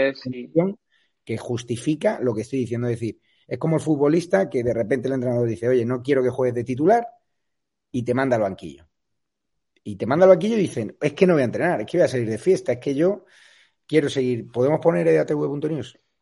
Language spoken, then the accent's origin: Spanish; Spain; como español